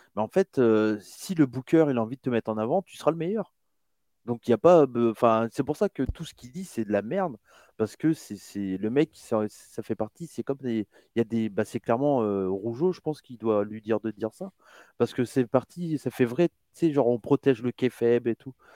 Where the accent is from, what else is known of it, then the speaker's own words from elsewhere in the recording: France; je suis né en France